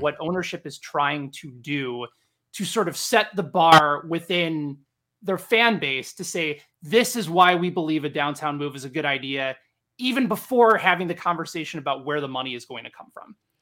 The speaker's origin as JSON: {"language": "English", "town": "Chicago", "region": "Illinois", "country": "United States", "tie": "born or raised there", "moved": "as an adult", "lives_now": "Kansas City, United States", "said": "where I grew up in Chicago"}